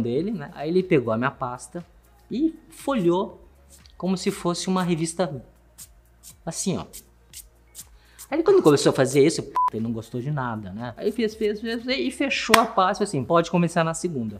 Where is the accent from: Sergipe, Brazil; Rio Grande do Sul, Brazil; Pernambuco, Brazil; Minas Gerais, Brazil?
Rio Grande do Sul, Brazil; Porto Alegre; Portuguese is a second language; moved away as an adult; also born or lived in Taipei, Taiwan; now in São Paulo, Brazil; A gente foi, a gente foi pra Porto Alegre minha infância toda, adolescência toda foi em Porto Alegre